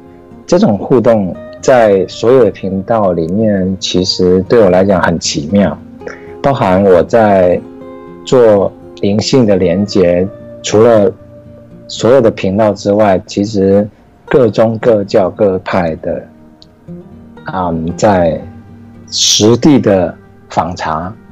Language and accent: Chinese; Taiwan; OK OK，大家好，我是来自台湾，然后嗯现在台湾时间是嗯一点四十分，啊、凌晨一点四十分